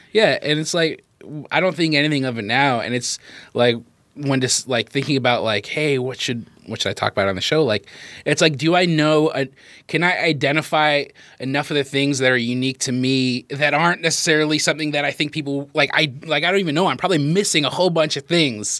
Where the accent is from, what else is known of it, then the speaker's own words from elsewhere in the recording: United States; we definitely have the most American upbringing